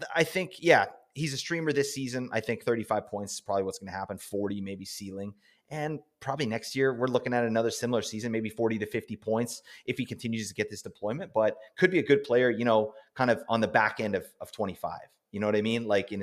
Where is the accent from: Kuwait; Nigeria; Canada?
Canada; I'm Canadian